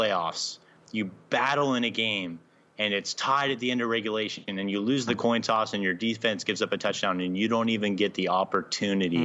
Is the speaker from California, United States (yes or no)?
yes; Southern California, United States; I'm from Southern California.